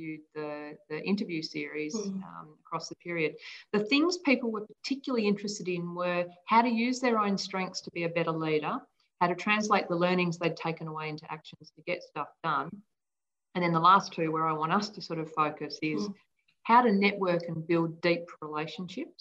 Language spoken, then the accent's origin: English; Hong Kong; moved away; I grew up in Hong Kong